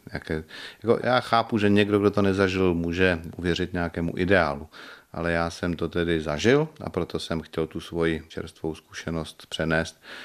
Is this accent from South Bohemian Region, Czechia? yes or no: yes; České Budějovice, South Bohemian Region, Czechia; moved away; also born or lived in Prague; Já jsem se tam narodil v porodnici